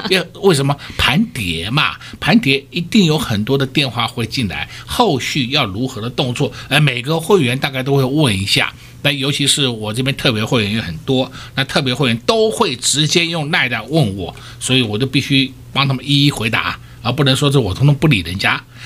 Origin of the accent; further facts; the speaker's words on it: Taiwan; 我们台湾人民的善心真的很可贵